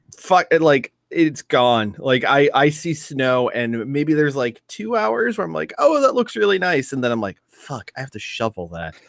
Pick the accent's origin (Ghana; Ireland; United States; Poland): Ireland; speaking as an Irish man